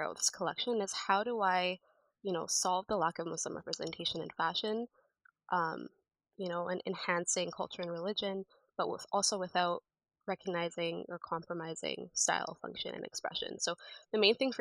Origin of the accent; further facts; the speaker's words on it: Canada; also born or lived in United States / Egypt; I've lived in Canada basically all my life